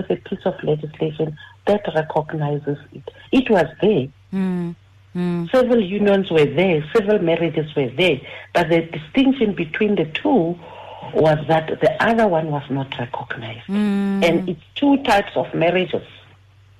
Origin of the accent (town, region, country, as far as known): South Africa